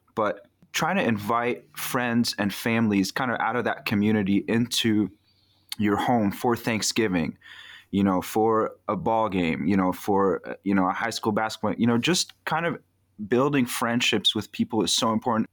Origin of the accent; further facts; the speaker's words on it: Egypt; moved away; I was born in Egypt, lived there in the nineties, um, so I count myself as an Egyptian citizen and a Christian